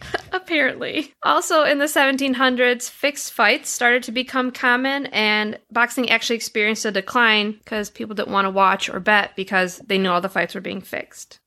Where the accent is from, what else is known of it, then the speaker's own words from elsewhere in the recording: Detroit, Michigan, United States; where I grew up in Detroit, Michigan